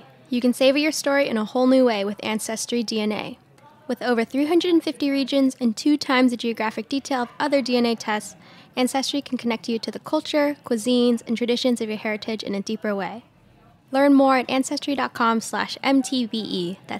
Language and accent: English; California, United States; But on top of that, so I grew up in Southern California too.